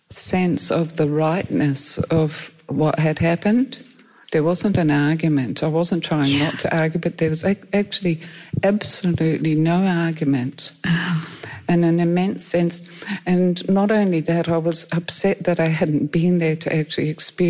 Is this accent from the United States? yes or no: no; Perth, Western Australia, Australia; because we came from Perth and they don't have floods over there.